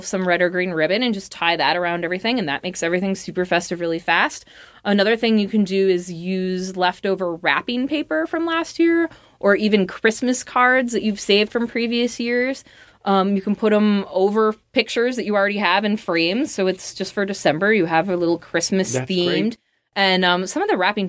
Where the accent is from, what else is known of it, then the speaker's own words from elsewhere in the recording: Midwest, United States; moved away; I come from the Midwest